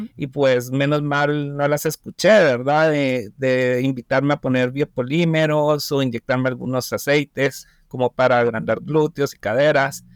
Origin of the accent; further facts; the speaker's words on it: Guatemala; Guatemala, mi país